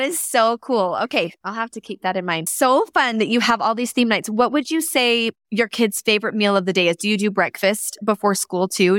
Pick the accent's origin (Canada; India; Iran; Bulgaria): Canada; I was born in Canada